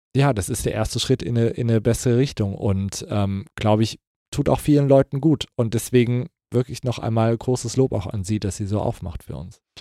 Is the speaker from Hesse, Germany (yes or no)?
yes; Kassel, Hesse, Germany; moved away; in Kassel, wo ich herkomme, sagt man, es wird sich uswiesen